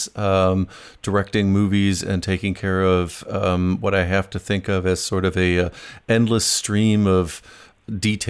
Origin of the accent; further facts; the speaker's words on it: Ohio, United States; I was from Ohio